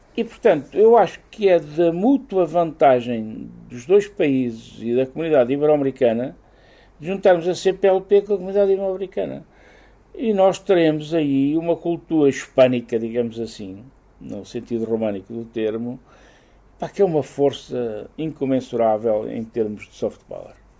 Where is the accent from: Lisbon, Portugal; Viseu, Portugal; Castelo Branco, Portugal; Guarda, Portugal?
Guarda, Portugal; Castelo Rodrigo; eu sou de Castelo Rodrigo e o, o ministro dos Negócios Estrangeiros do Filipe II era o conde da minha aldeia